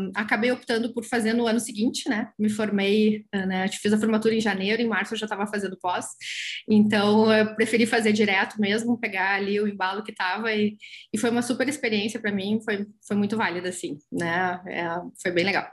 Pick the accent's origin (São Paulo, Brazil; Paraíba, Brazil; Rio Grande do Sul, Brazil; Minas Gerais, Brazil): Rio Grande do Sul, Brazil; São Jerônimo; eu sou de, de São Jerônimo, na época morava lá ainda.